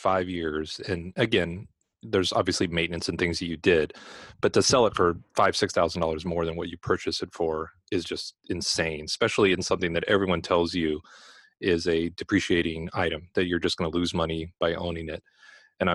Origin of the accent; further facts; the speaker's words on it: Los Angeles, California, United States; moved away; I'm from Los Angeles